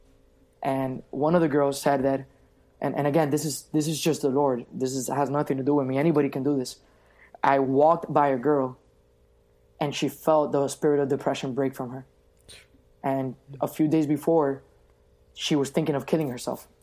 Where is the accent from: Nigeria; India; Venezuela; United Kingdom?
Venezuela; now in Miami, United States; Venezuela, which is my home country